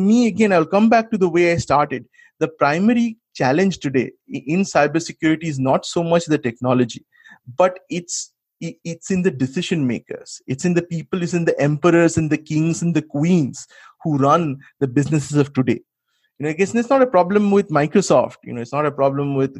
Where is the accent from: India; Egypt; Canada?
India; now in United States; as an Indian